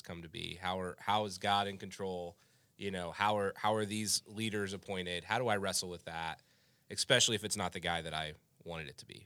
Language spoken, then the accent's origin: English; United States; I am an American